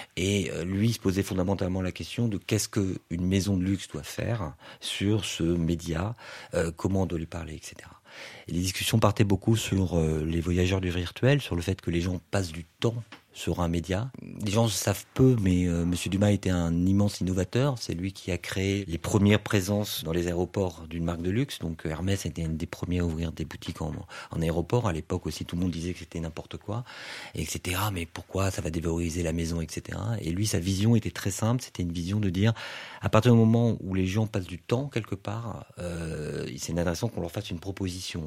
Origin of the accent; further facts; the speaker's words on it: Toulouse, Occitania, France; je viens d'une euh, du sud-ouest de la France, je viens de Toulouse